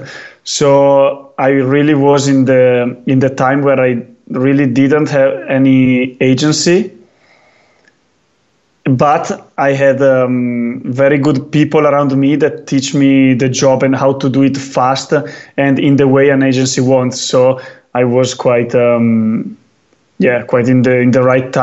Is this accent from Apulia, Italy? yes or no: no; Val di Fiemme, Trentino-Alto Adige, Italy; English is a second language; I was born in Val di Fiemme, and Val di Fiemme is right now one of the few, capitals of skiing